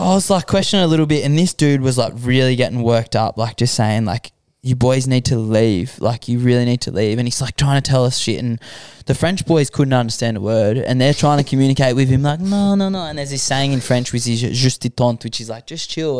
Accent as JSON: {"language": "English", "town": "Sydney", "region": "New South Wales", "country": "Australia", "tie": "born or raised there", "said": "I grew up in Western Sydney"}